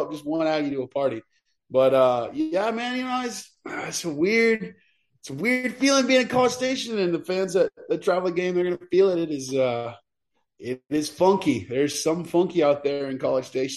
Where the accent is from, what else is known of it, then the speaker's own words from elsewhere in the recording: Austin, Texas, United States; I grew up in Austin